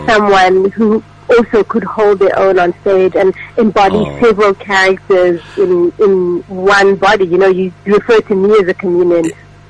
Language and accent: English; Cape Town, Western Cape, South Africa; I was born and raised in Cape Town, went to school in Cape Town, went to study at UCT.